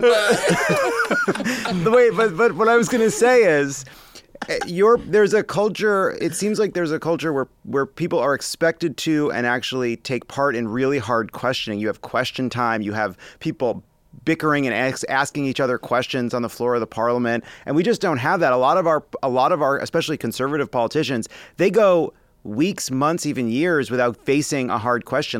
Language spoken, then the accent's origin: English; United States; here yes, in the United States of America